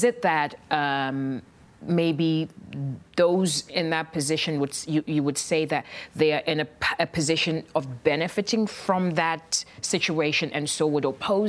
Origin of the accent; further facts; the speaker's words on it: Ghana; moved away as an adult; now in Tallinn, Estonia; I'm an expat. I'm from Ghana. I've been in Tallinn for 2 years.